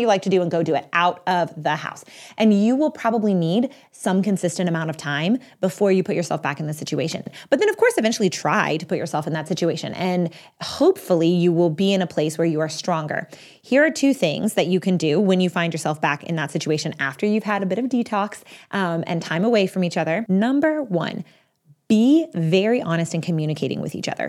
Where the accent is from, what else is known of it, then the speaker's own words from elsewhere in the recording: Texas, United States; now in Pennsylvania, United States; I'm from Texas. Right now I live in Pennsylvania, but I'm from Texas